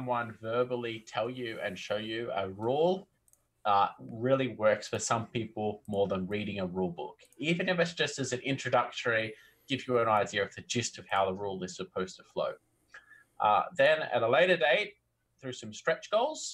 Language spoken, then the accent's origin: English; Australia; accent: Aussie; I was already born in country Australia, so I can't help but have a little bit of an accent.